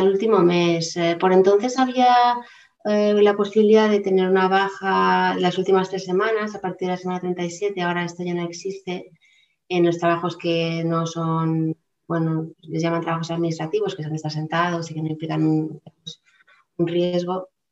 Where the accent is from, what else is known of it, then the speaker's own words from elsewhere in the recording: Palma, Balearic Islands, Spain; moved away as an adult; yo soy de Palma de Mallorca, eh, he vivido algunos años en diferentes lugares fuera de la isla